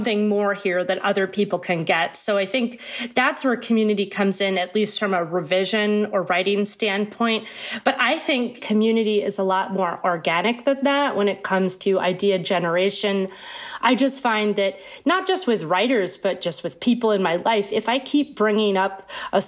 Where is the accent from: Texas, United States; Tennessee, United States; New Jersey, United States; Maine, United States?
Maine, United States; moved away as an adult; also born or lived in high desert of California; now in Brooklyn, United States; I'm from Maine, I grew up in Maine